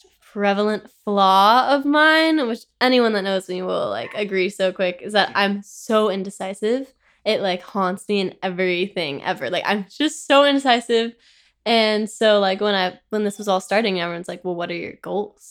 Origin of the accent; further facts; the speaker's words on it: Orange County, California, United States; also born or lived in Paris; I'm from Orange County, California.